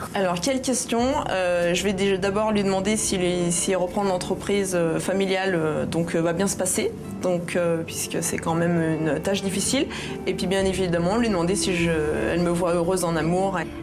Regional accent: Savoie, Auvergne-Rhône-Alpes, France; on est venu de Savoie ce matin.

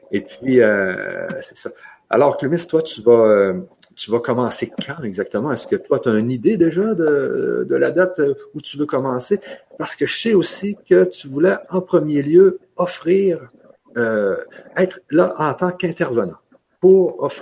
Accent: Canada; comme vous savez, moi, je suis du Canada et toi, tu es de Guadeloupe.

